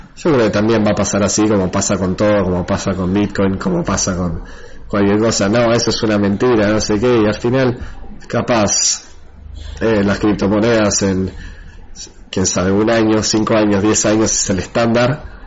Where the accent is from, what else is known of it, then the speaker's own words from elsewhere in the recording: Argentina; el, otro chico de Argentina que trabaja con, conmigo, somos los únicos de Argentina que están en el equipo